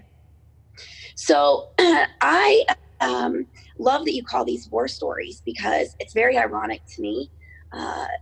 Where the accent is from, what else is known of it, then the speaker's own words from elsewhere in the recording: Cincinnati, Ohio, United States; I am from Cincinnati, Ohio.